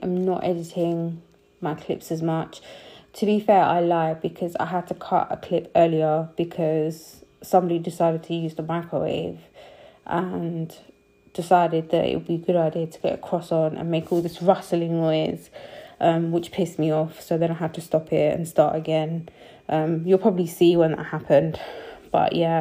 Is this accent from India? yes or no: no; United Kingdom; also born or lived in Punjab; I'm a British Sikh, I'm Punjabi too